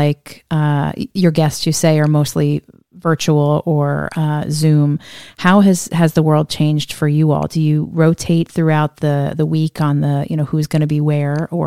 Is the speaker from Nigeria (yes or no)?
no; Northeast, United States; I grew up in the Northeast